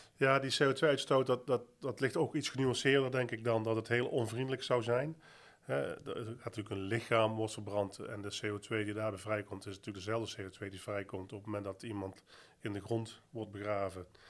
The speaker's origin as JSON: {"language": "Dutch", "country": "Netherlands", "said": "voor mij als Nederlander, consument, medewerker van Dela"}